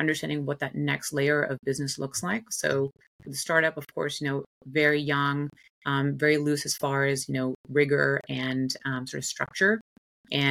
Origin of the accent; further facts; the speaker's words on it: India; moved away; also born or lived in United States; I was born and raised in India. Father is South Indian, mother's white American.